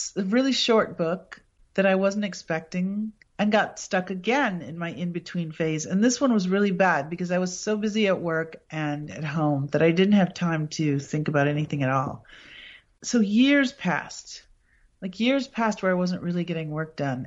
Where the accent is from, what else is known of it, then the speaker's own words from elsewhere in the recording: Appleton, Wisconsin, United States; my hometown, Appleton, is the birthplace and burial place of Senator Joseph McCarthy.